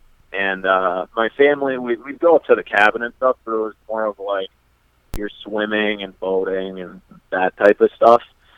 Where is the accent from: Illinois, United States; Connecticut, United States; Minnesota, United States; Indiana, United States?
Minnesota, United States; New Prague; moved away as an adult; now in Lakeville, United States; born and raised in New Prague.